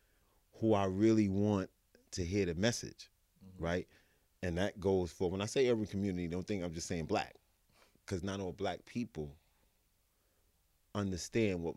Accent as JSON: {"language": "English", "town": "New York City", "region": "New York", "country": "United States", "tie": "born or raised there", "said": "I'm from Fort Greene. I'm from Brooklyn."}